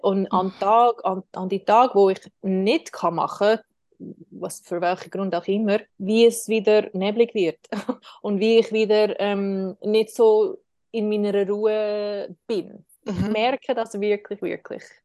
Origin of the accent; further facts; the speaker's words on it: Switzerland; wir können das auch machen als Schweizer